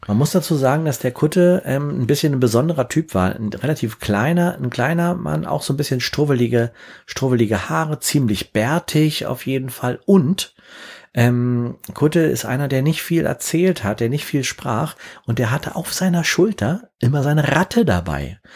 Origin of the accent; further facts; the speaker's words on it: Berlin, Germany; ich komm aus Berlin